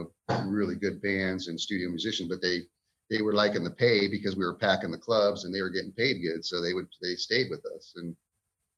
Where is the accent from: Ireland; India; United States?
United States; Ventura, California; moved away as an adult; also born or lived in Kern River area, California; growing up in Ventura, California